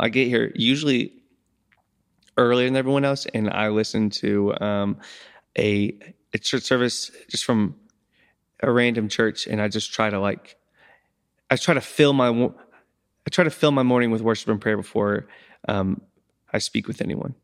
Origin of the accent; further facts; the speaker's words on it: United States; I'm from Crawford County